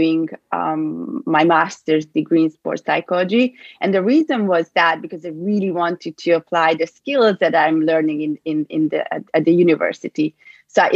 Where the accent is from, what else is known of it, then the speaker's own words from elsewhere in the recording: Budapest, Hungary; moved away as an adult; So I'm from Budapest, from Hungary, and I grew up there